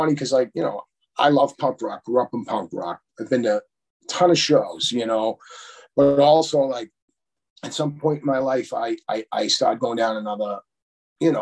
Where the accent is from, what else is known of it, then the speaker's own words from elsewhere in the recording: Quincy, Massachusetts, United States; when I was growing up in Quincy